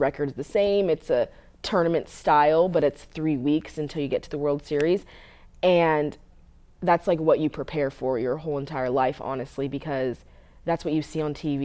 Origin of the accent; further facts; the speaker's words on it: Southern California, United States; moved away as an adult; also born or lived in West Coast; now in Tennessee, United States; I'm from Southern California